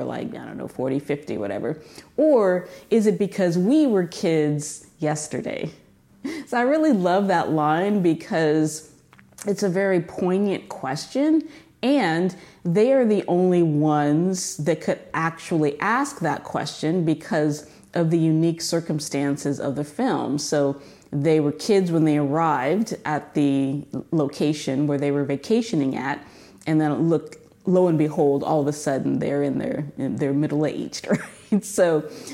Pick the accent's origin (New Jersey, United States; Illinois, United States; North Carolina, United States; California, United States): California, United States; moved away; I'm from California